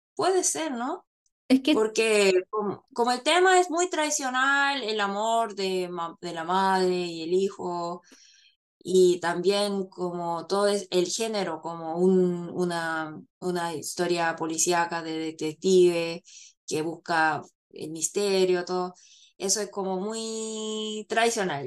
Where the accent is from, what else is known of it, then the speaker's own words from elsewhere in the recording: Chile; moved away; cuando estaba en Chile crecí viendo telenovelas mexicanas